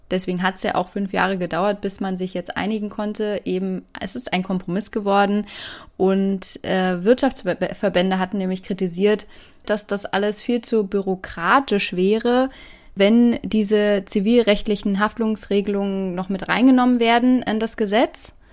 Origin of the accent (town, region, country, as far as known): Germany